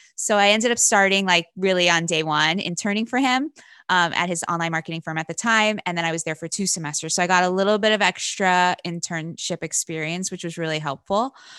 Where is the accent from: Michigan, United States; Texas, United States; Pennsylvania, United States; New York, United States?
Pennsylvania, United States; Wilkes-Barre; I'm from a, a town in Pennsylvania called Wilkes Barre, Pennsylvania